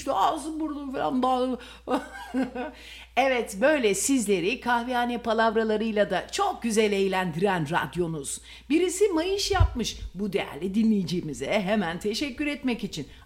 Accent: Malatya, Turkey

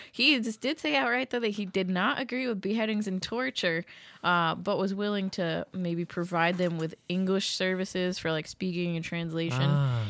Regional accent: Massachusetts, United States; My hometown in Massachusetts got 3 inches of snow, but they thought they were going to get like 12 to 18 inches.

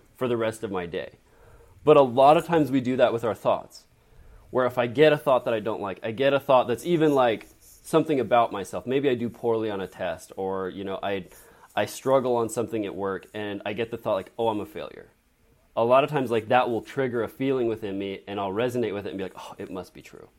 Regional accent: Draper, Utah, United States; I grew up in Draper, Utah

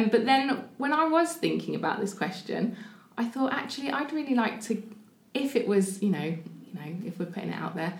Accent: the north of England, United Kingdom; accent: northern; moved away as an adult; also born or lived in London; now in Portsmouth, United Kingdom; I'm not from here originally. I'm not sure if you can hear my accent. I am a northerner

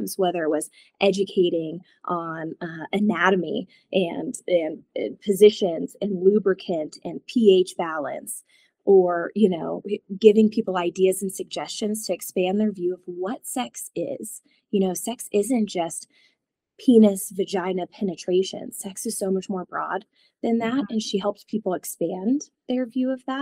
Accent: Northeast Oklahoma, United States; moved away as an adult; now in Los Alamos, United States; I'm originally from Oklahoma. Northeast Oklahoma is home for me.

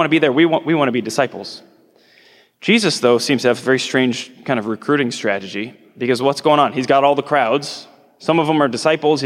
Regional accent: Nebraska, United States; I'm from Nebraska, I live out in the hills

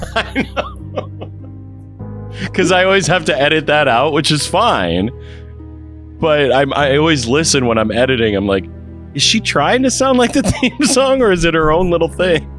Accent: Waterloo, Iowa, United States; hometown of Waterloo, Iowa

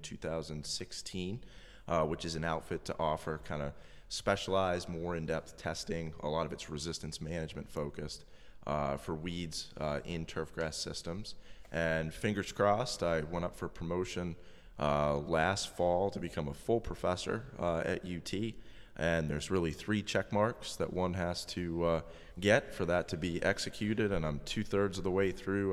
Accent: Massachusetts, United States; moved away; I'm originally from Massachusetts.

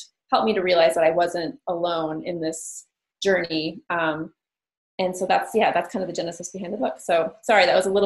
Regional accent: Minneapolis, Minnesota, United States; I'm a writer from Minneapolis, Minnesota.

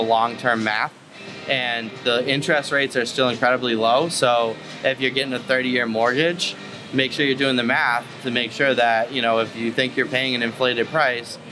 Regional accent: Massachusetts, United States; moved away as an adult; now in Vero Beach, United States; I come from a beach town in Massachusetts

